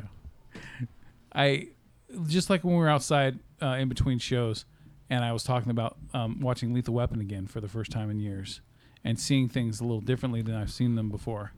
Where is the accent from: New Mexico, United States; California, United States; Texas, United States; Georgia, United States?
California, United States; Sacramento; I've always been in Sacramento